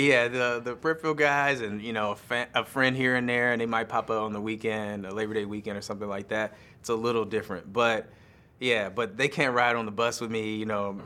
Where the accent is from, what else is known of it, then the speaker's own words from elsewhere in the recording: United States; I'm American